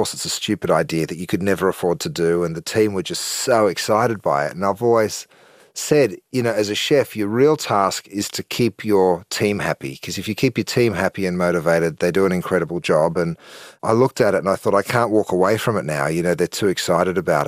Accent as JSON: {"language": "English", "country": "Australia", "moved": "yes", "said": "we're 14 hours from the West Coast in the US"}